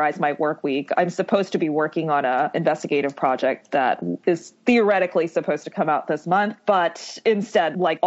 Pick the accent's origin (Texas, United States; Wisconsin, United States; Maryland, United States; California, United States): Maryland, United States; Ellicott City; moved away as an adult; now in New York, United States; I'm from Maryland, and I grew up in a suburb of Maryland called Ellicott City